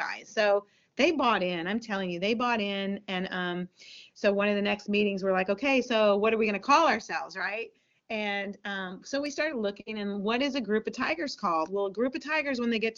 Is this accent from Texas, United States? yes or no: yes; Texas, United States; we're from Texas